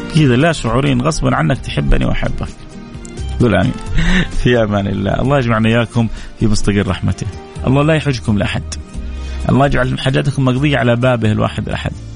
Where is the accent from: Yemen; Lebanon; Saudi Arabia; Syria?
Saudi Arabia; هنا في مملكتنا وعندنا في مكه